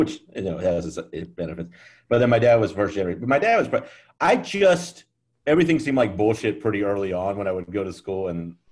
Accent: Fort Worth, Texas, United States; moved away as an adult; also born or lived in Portland, Oregon; now in New York City, United States; I'm from the south side of Fort Worth, Texas

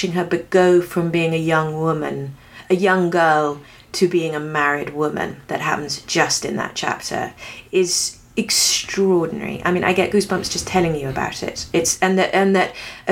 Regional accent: England, United Kingdom; moved away as an adult; now in United States; I have ended up being an English woman living in America and have now spent, you know, 17 years here, so I'm not quite even with it yet, because I came when I was 26

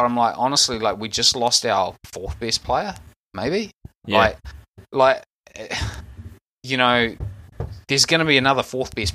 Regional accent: New Zealand; as a Kiwi

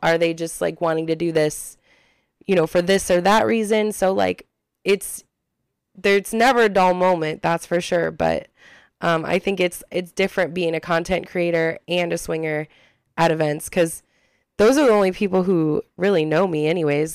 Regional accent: Ohio, United States; we're from Ohio

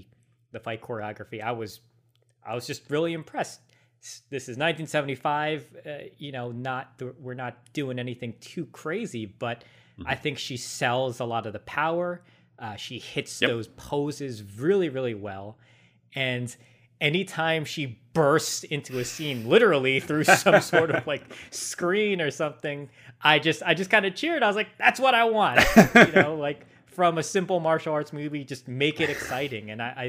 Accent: United States; We're Americans.

